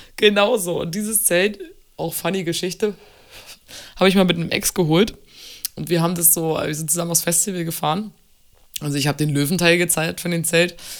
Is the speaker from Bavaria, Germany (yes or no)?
no; Berlin, Germany; also born or lived in Munich; Berlin ist meine Heimat, mein Zuhause, mein, mein Ort.